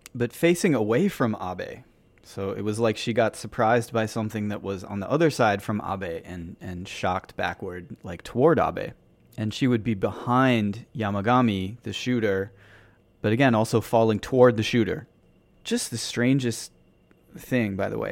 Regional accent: United States; now in Tokyo, Japan; as an American here

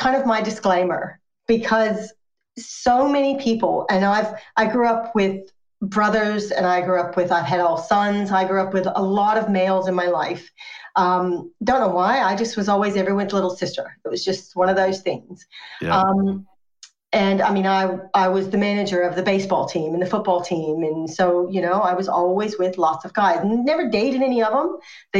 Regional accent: United States; now in Australia; Yes, I am American, but I'm also Australian. I've been Australian since 2002. And by choice, moved here because my first long-term boyfriend and first husband, who I went to high school uni with, was Australian.

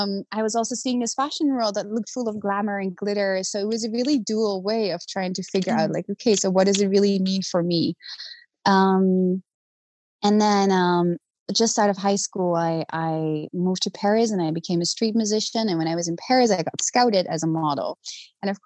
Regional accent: The Hague, South Holland, Netherlands; So I grew up originally in Holland, in The Hague

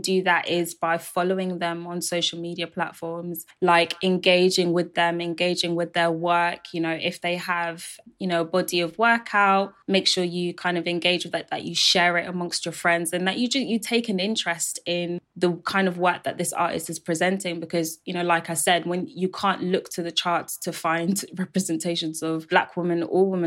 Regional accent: London, United Kingdom; I was born in London, but also bilingual as well.

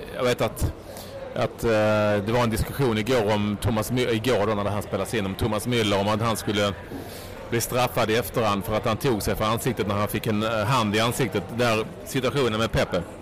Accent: Sweden; som svensk

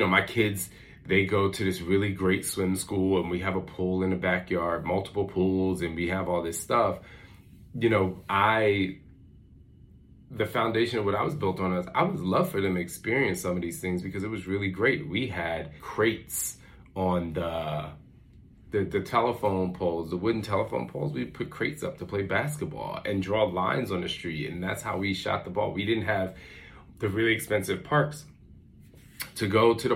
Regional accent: Philadelphia, Pennsylvania, United States; moved away; when we were growing up in Philly, like the block, everybody came out and sat on their porch

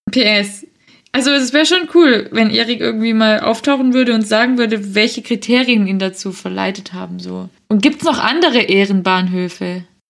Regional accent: Swabia, Baden-Württemberg, Germany; ich ein kleines Spätzle bin

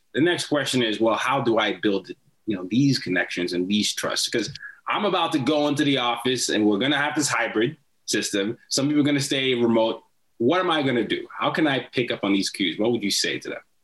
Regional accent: Nigeria; I'm from Nigeria

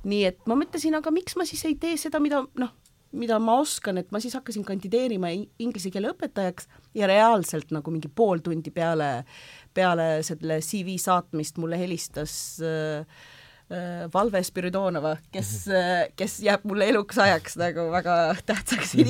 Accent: Kuwait; first language Estonian; moved away as an adult; also born or lived in Võru, Estonia / Yemen; now in Estonia; sündisin küll e-, Eestis ja Võrus, äh, aga nelja-aastaselt me kolisime Kuveiti. Ah, ja siis ma seal kasvasin üles

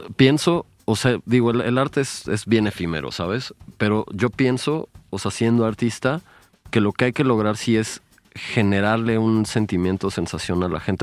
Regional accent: Mexico; en mi país, México

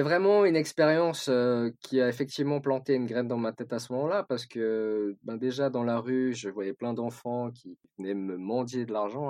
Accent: Switzerland; Moi, j'ai, j'ai grandi en Suisse.

